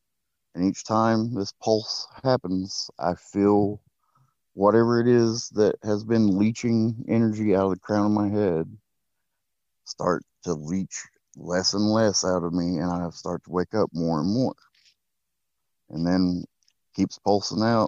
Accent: Oklahoma, United States; I am from Oklahoma in the United States.

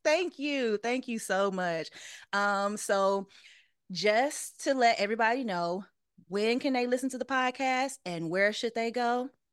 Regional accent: St. Francisville, Louisiana, United States; moved away as an adult; now in Los Angeles, United States; I am from Saint Francisville, Louisiana, which is right outside of Baton Rouge

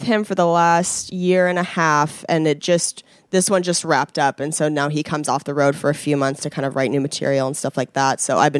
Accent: Spokane, Washington, United States; moved away as an adult; also born or lived in Seattle, Washington; now in Los Angeles, United States; Yeah, so I was born and raised in Spokane, Washington, which is Eastern Washington. It was known as like the meth capital of America for a while.

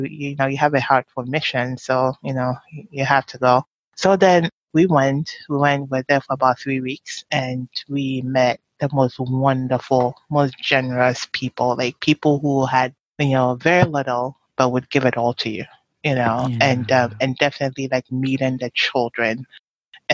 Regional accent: Takoradi, Western Region, Ghana; moved away; poor neighborhoods in Takoradi where I grew up

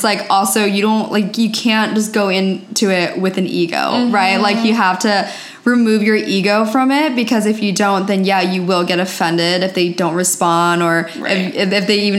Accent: East Coast, United States; now in California, United States; I'm originally from the East Coast and I moved out to California about 4.5 years ago.

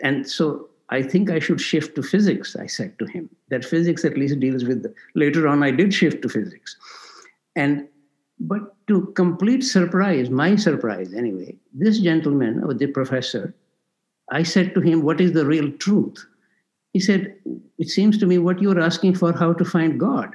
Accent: India; moved away as an adult; also born or lived in Toronto; I was from India

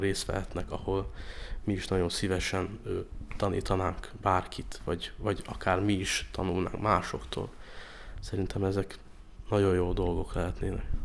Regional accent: Budapest, Hungary; én meg a Szigony utcában nőttem fel

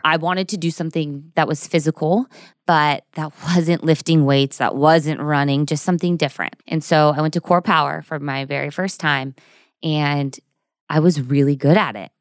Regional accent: Burbank, California, United States; also born or lived in Newport Beach / Orange County; I'm from Burbank, which is near Studio City, Universal Studios

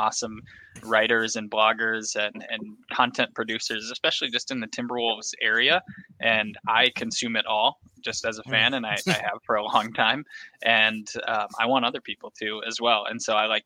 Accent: Delano, Minnesota, United States; I'm from Delano, Minnesota, and there's a huge 4th of July carnival in Delano every year. When I was a kid, we'd all go to it

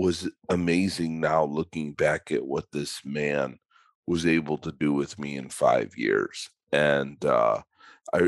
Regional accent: Chicago, Illinois, United States; I grew up in Chicago

